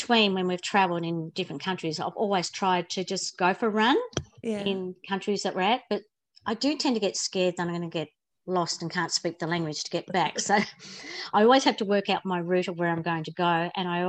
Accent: Launceston, Tasmania, Australia; I grew up in Launceston in Riverside, born and bred in Riverside, went to Riverside Primary, Riverside High School.

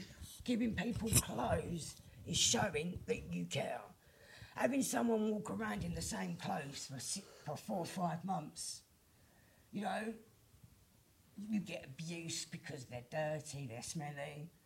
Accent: Plumstead, London, United Kingdom; born there; told to F off back to my own country, even though I was born in Plumstead.

